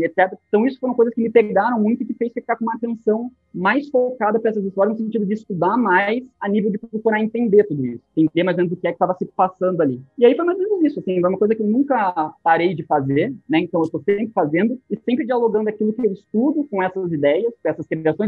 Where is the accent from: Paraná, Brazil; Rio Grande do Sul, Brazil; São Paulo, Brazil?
Paraná, Brazil; Curitiba; eu sou de Curitiba